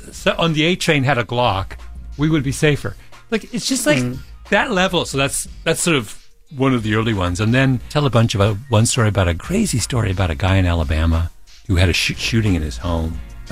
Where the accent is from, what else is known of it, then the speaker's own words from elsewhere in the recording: Canada; now in United States; I grew up in Canada and where there's no guns. I didn't see a gun.